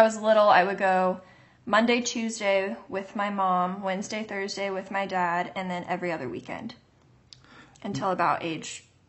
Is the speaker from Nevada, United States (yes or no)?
yes; Las Vegas, Nevada, United States; now in New York, United States; I'm originally from Las Vegas.